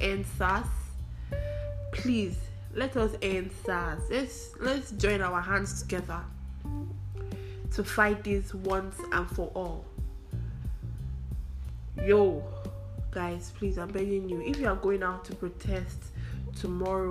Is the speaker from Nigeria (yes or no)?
yes; Anambra, Nigeria; I am from Anambra State